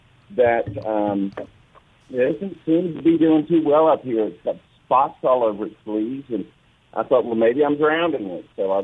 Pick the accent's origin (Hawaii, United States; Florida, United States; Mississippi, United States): Mississippi, United States; Biloxi; moved away as an adult; also born or lived in DeSoto National Forest area; I'm from Biloxi and lived there my whole life.